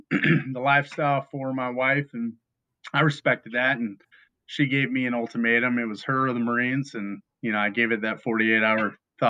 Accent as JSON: {"language": "English", "town": "Chico", "region": "California", "country": "United States", "tie": "born or raised there", "said": "I grew up in Northern California in Chico."}